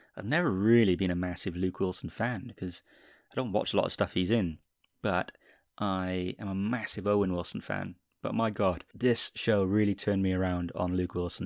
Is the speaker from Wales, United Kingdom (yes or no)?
yes; Wales, United Kingdom; I'm from the U K. I was born in Wales. I currently live in Cardiff in Wales, actually.